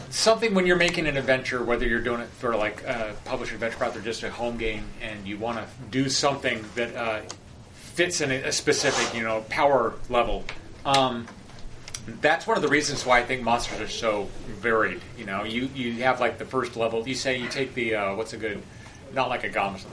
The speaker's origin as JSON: {"language": "English", "town": "Point Arena", "region": "California", "country": "United States", "tie": "born or raised there", "moved": "yes", "said": "I lived in this, this, small town, Point Arena"}